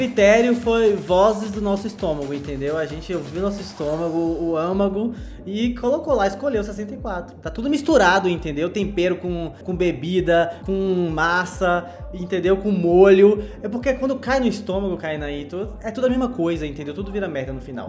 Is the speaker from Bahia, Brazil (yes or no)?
yes; Vitória da Conquista, Bahia, Brazil; Porque eu sou de Vitória da Conquista. Eu, eu sou e estou em Vitória da Conquista